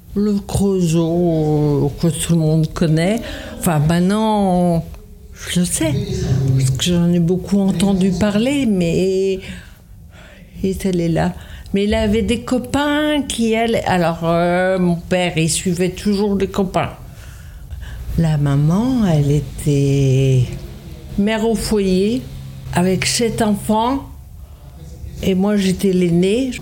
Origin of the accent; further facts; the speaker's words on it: Sardinia, Italy; French is a second language; also born or lived in Rome / Lorraine; now in Montreuil, France; je suis née en Sardaigne, à Oussana